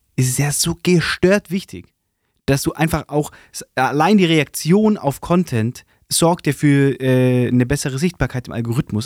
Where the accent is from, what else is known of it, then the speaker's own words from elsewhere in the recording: Swabia, Baden-Württemberg, Germany; accent: Swabian; dass ich ähm, in dieses Schwebeln reinrutsche